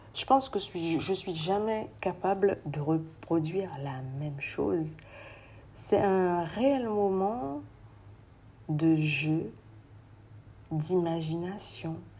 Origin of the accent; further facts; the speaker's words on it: French Guiana; je suis guyanaise